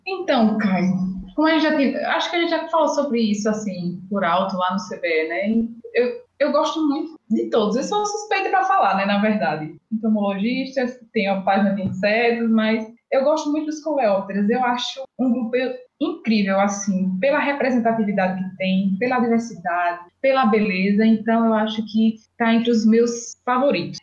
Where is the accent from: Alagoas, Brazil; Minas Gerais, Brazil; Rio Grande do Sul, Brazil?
Alagoas, Brazil; accent: Nordeste; now in Jaboticabal, Brazil; nordestina, sou de Alagoas